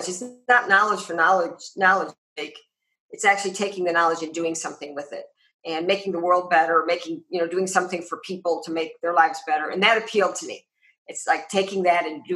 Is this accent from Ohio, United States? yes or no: yes; Cleveland, Ohio, United States; now in Arizona, United States; grew up outside of Cleveland